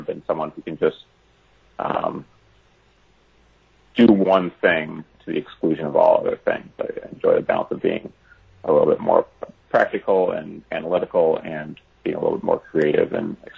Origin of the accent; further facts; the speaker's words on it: Chicago, Illinois, United States; my hometown in Chicago